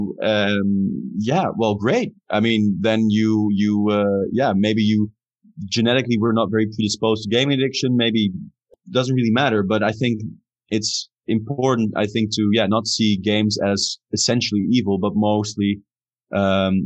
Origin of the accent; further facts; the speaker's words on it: Amsterdam, North Holland, Netherlands; I'm from Amsterdam